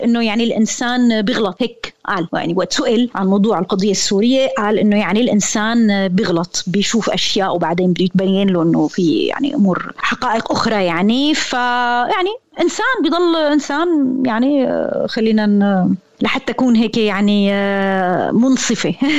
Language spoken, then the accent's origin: Arabic; Syria; كوني انا انسانه سوريه